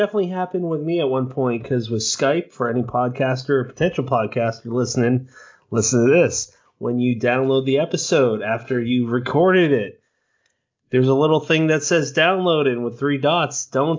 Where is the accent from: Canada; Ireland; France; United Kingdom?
Ireland; We're both Irish from the same area. They named places that we grew up in.